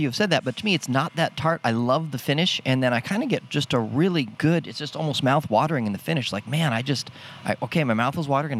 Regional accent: California, United States; I grew up in California

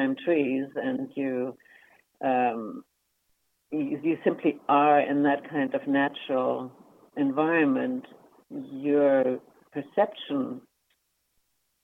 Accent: Germany; moved away as an adult; now in Vancouver, Canada; I grew up in Germany, and I immigrated in to Canada. Essentially, I've been in Vancouver since that time. In 1968, I was 22 at that time

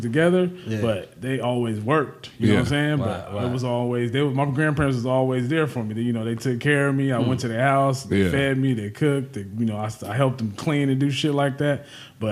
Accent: Oakland, California, United States; Growing up in Oakland

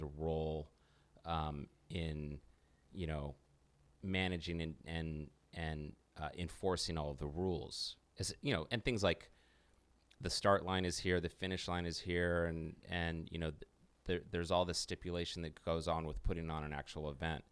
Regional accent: United States; as an American

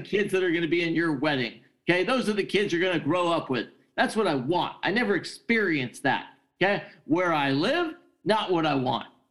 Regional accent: California, United States; I'm I'm from California

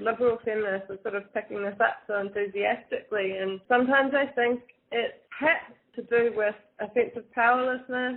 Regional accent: New Zealand; also born or lived in Wellington, New Zealand; I am from New Zealand. I'm based normally in Wellington

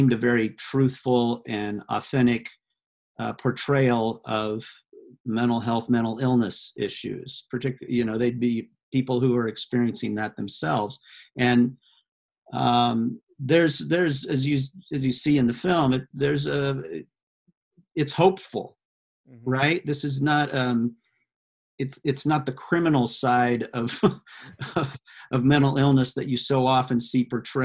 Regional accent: Iowa, United States; my home state of Iowa

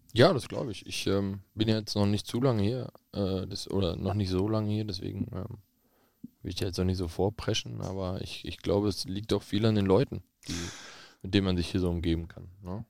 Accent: Bochum, North Rhine-Westphalia, Germany; also born or lived in Witten; ich bin Bochumer Junge

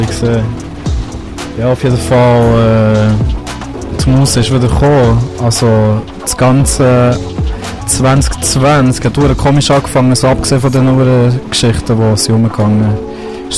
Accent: Bern, Switzerland; Das ist so wie meine Heimat hier. Das ist mein Daheim, ich bin aufgewachsen und das ist das, was ich in- und auswendig kenne

